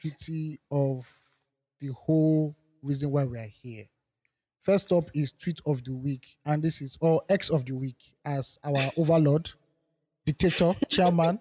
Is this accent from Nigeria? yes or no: yes; Nigeria; I'm benefiting as a Nigerian